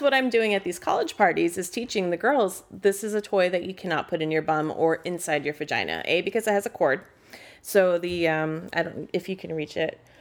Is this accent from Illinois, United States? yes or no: no; San Francisco, California, United States; moved away as an adult; also born or lived in Massachusetts South Shore; now in Massachusetts, United States; I'm from San Francisco originally